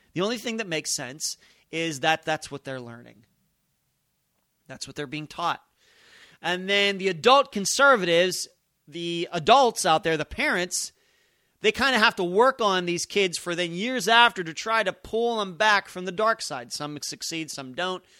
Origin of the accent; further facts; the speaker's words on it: Pennsylvania, United States; moved away as an adult; now in Las Vegas, United States; I'm from Pennsylvania